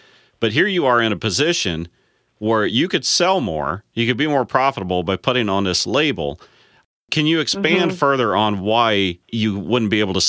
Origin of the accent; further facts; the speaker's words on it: Illinois, United States; I'm from Illinois